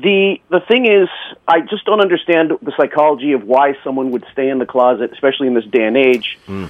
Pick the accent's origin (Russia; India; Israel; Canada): Canada; accent: Canadian; moved away; I am from Canada, but I'm actually not living in Canada right now.